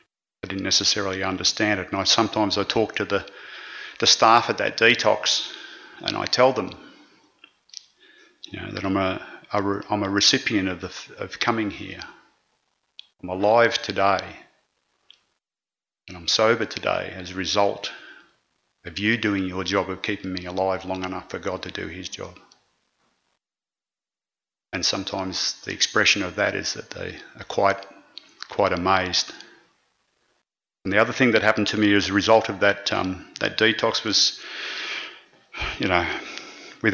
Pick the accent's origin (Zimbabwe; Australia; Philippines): Australia; Ballarat, Victoria; my hometown of Ballarat